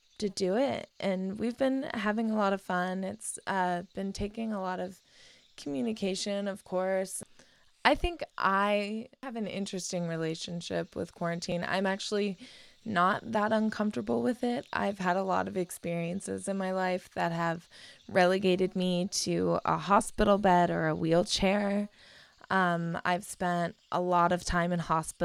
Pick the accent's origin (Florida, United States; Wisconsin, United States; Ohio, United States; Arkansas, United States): Ohio, United States; Cincinnati; also born or lived in London, England; I was born in London, England, in Northwest London, and I was raised in Cincinnati, Ohio, right on the Ohio River